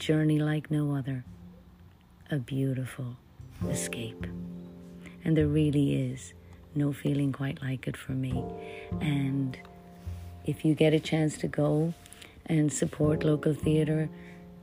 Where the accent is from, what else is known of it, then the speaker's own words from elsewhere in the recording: Ireland; moved away as an adult; now in United States; I am an Irish actress who came to America many, many years ago to pursue my acting